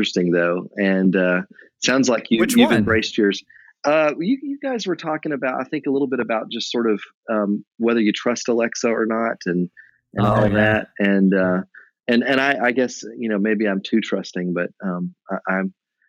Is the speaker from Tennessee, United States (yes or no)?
yes; Tennessee, United States; moved away as an adult; also born or lived in Nashville / Memphis / Knoxville; now in North Carolina, United States; I grew up next door in Tennessee. So I really grew up in Nashville and Memphis, but went to school in Knoxville